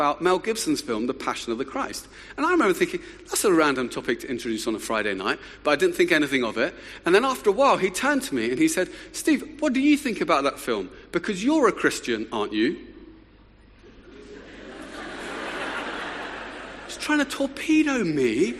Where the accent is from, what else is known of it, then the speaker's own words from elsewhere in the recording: Luton, East of England, United Kingdom; I'd grown up in a wonderful town just north of London called Luton, which gets a bad press, but it's my hometown